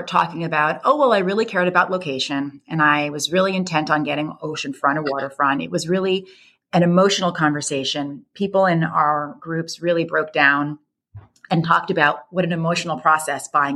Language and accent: English; the New York area, United States; I grew up in the New York area.